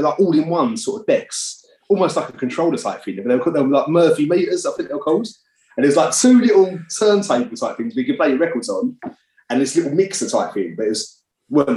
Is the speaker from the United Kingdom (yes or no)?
yes; Essex, East of England, United Kingdom; I'm from Essex